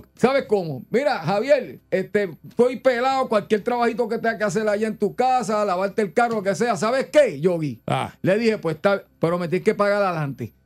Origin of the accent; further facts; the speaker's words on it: Puerto Rico; como buenos boricuas